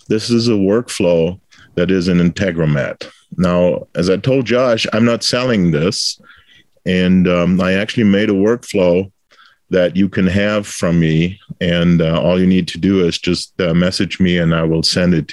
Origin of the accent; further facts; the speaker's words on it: Bitburg, Rhineland-Palatinate, Germany; moved away as an adult; also born or lived in El Paso, Texas; now in United States; I was born in Bitburg, Germany, which is a beer town. So the Bitburger Brauerei was actually my first employer as a student